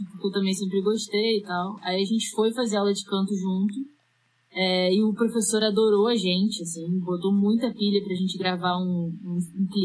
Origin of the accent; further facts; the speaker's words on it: Rio de Janeiro, Brazil; moved away as an adult; now in Porto Alegre, Brazil; eu sou carioca, nasci lá, a gente morou lá toda a minha vida.